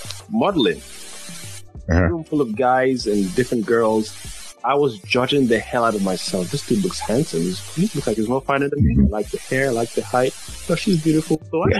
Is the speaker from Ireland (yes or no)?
no; Nigeria; accent: Nigerian; my natural Nigerian accent